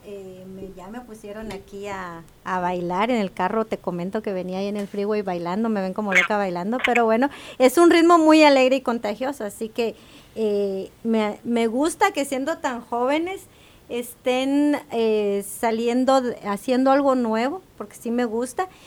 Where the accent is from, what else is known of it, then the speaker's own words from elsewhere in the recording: Quetzaltenango, Guatemala; moved away; yo crecí en Guatemala